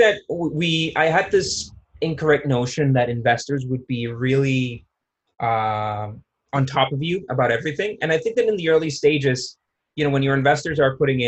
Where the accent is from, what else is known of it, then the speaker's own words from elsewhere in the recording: San Jose, Costa Rica; also born or lived in New York; I'm Costa Rican.